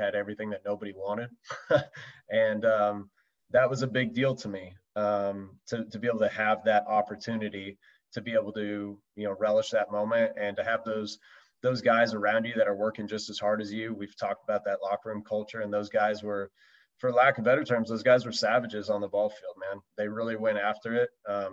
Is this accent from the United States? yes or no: yes; West Coast, United States; I was from the West Coast